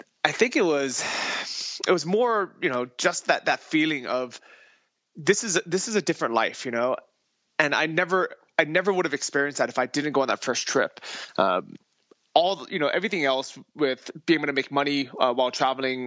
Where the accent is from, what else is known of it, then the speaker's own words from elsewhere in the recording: San Francisco, California, United States; moved away as an adult; also born or lived in Thailand; I grew up in San Francisco.